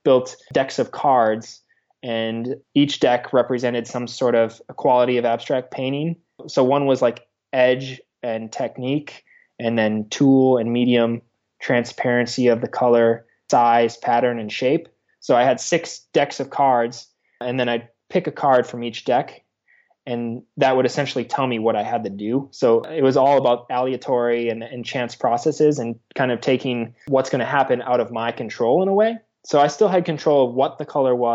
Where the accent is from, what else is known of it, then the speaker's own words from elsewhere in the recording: Green Bay, Wisconsin, United States; I'm originally from Green Bay, Wisconsin